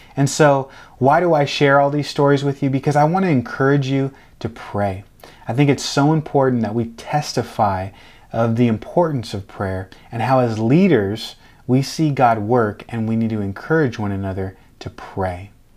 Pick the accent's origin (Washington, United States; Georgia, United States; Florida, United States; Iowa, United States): Washington, United States; outside Seattle; moved away as an adult; now in Delray Beach, United States; I was raised outside side of, uh, Seattle in Washington State